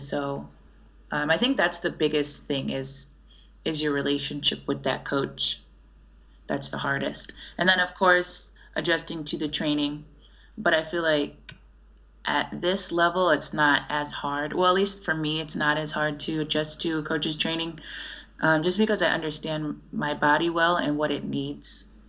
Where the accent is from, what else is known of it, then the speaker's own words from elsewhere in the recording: Chicago, Illinois, United States; I was from Chicago